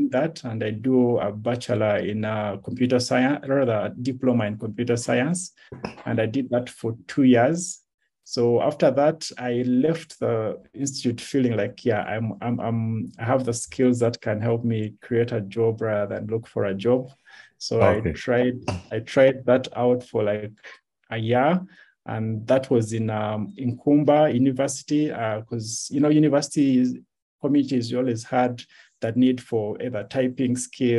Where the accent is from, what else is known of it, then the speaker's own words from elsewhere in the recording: Kampala, Central Region, Uganda; first language Lunyoro; English is a second language; also born or lived in Jinja, Uganda / Kibaale, Uganda / Hoima, Uganda; when I started school, I moved back to Kampala